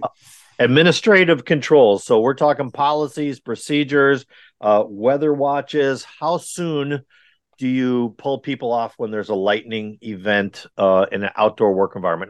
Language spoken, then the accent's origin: English; Wisconsin, United States; also born or lived in California / Texas; now in North Carolina, United States; I'm, I'm originally from Wisconsin where it is wickedly cold all the time